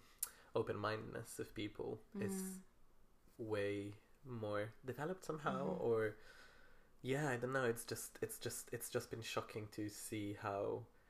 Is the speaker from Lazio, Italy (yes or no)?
yes; Rome, Lazio, Italy; now in Manchester, United Kingdom; I'm from Rome.